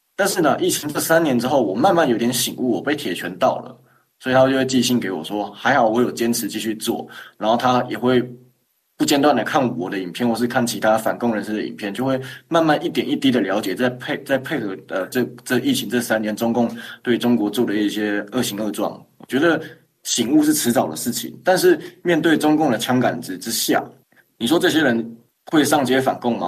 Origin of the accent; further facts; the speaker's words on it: Taiwan; 我们台湾人